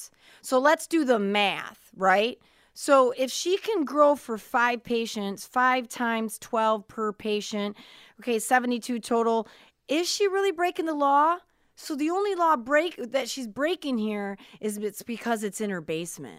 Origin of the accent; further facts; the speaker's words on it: Cedar Springs, Michigan, United States; I'm from Cedar Springs, Michigan